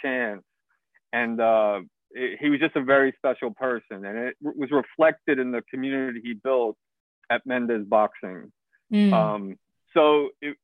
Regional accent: New York City, New York, United States; I was born and raised in New York City

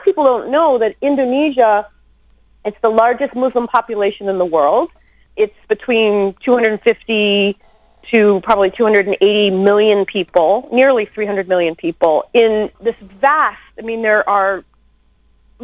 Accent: United States; I am an American woman living in the United States

